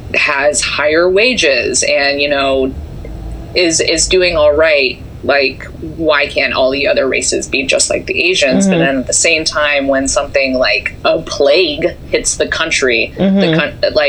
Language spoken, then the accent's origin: English; Bakersfield, California, United States; I'm like, we're not from China. We're we're from like Bakersfield, California.